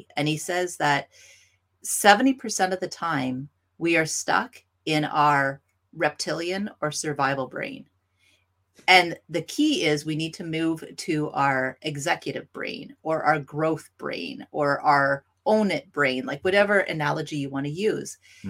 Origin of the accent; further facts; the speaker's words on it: Northern Ontario, Canada; I'm from Northern Ontario and we love hockey.